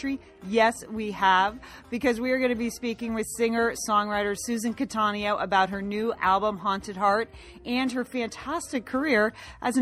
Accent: Connecticut, United States; I'm from Connecticut

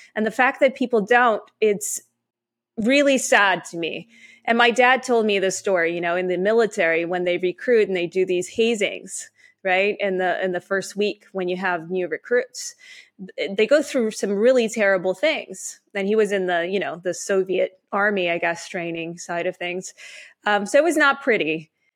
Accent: Canada; also born or lived in Ukraine / Israel; I am Canadian, so I, I, I grew up here.

